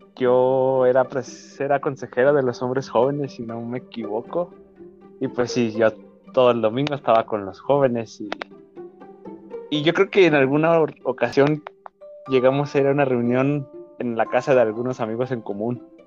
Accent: Durango, Mexico; vivimos en la misma ciudad, somos de, de Durango los dos

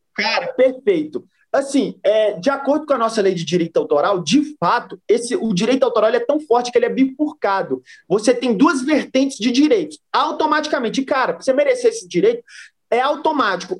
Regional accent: Brazil

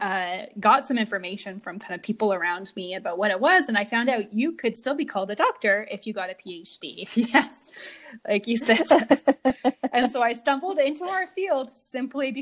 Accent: Mississauga, Ontario, Canada; I was born in Mississauga, Ontario.

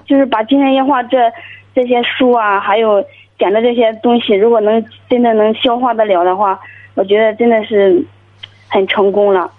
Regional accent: Guangdong, China; 我今年， 呃， 二十八岁

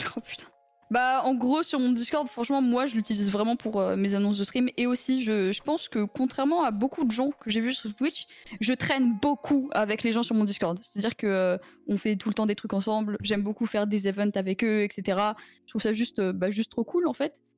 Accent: Italy; Je suis italienne

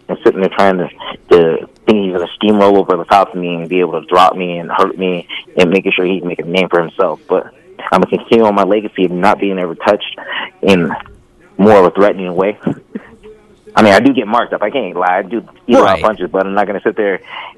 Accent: New Mexico, United States; my hometown

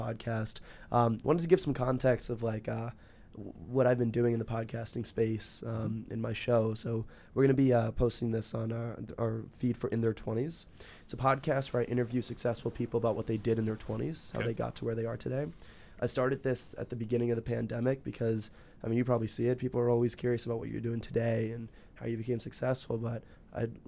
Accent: California, United States; now in Chicago, United States; We're both from California, but we're now Chicagoans.

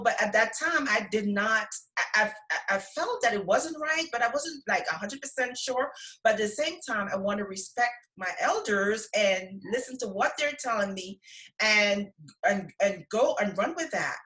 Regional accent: Guyana; now in United States; I'm from Guyana

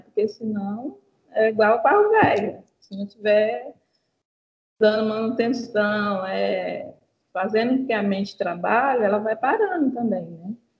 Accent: Rio Branco, Acre, Brazil; eu sou de Rio Branco, Acre

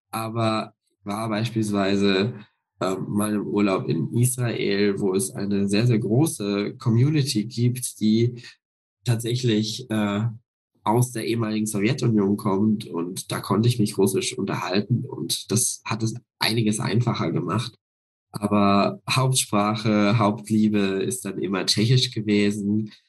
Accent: near Passau, Lower Bavaria, Germany; moved away as an adult; now in Leipzig, Germany; Ich bin ja in Niederbayern aufgewachsen, in der Nähe von Passau.

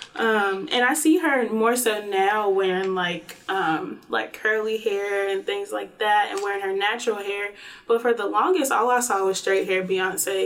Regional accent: Greensboro, North Carolina, United States; I'm from Greensboro, North Carolina

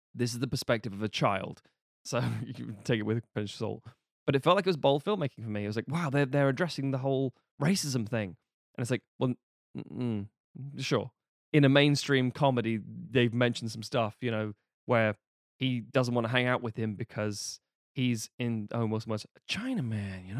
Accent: United Kingdom; being British

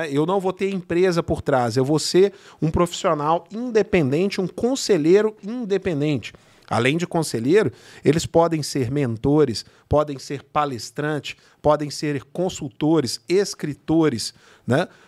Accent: São Bernardo do Campo, São Paulo, Brazil; o Jailton é meu vizinho, nós somos de São {S0} Bernardo.

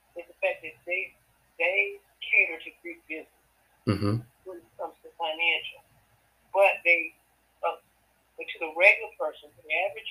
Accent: South Georgia, United States; moved away as an adult; now in Atlanta, United States; I'm from South Georgia

